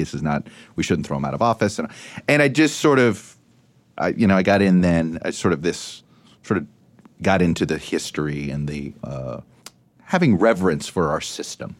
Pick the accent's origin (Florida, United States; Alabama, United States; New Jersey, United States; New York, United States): Florida, United States; Miami; moved away; I grew up in Miami.